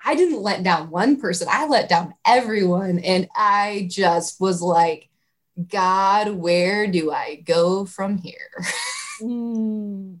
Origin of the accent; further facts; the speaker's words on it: Iowa, United States; now in Indianapolis, United States; I'm from Iowa originally.